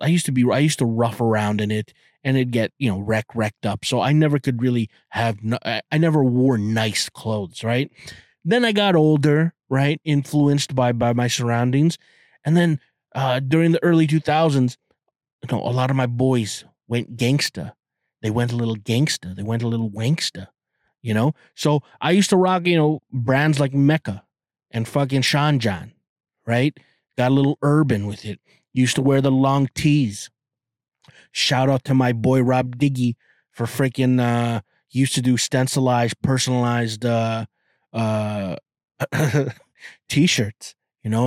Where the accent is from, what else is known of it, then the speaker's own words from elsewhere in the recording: Toronto, Ontario, Canada; I'm Canadian and I'm from Toronto